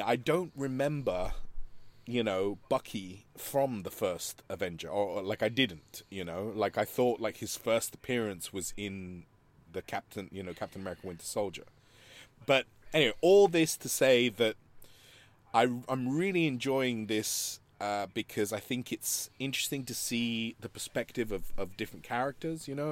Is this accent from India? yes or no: no; Madrid, Community of Madrid, Spain; moved away; growing up in Spain, you know, and, and growing up in Madrid